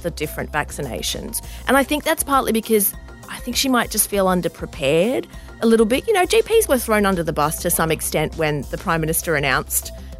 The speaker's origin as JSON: {"language": "English", "town": "Bankstown", "region": "New South Wales", "country": "Australia", "tie": "born or raised there", "said": "I grew up in that area. I grew up in Bankstown."}